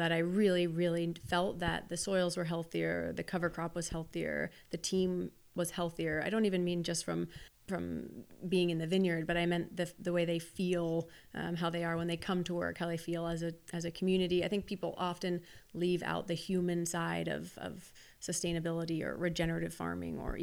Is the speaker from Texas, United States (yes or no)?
no; Wichita, Kansas, United States; I'm from Wichita, Kansas